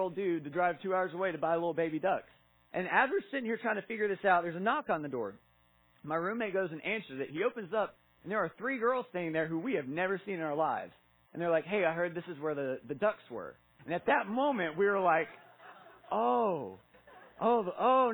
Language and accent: English; Kingsport, Tennessee, United States; I'm from this area. I grew up in Kingsport.